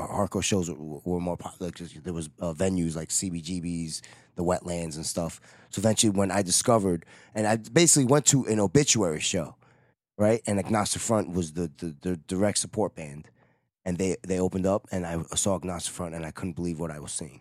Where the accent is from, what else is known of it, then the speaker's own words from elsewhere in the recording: New York, United States; I'm from New York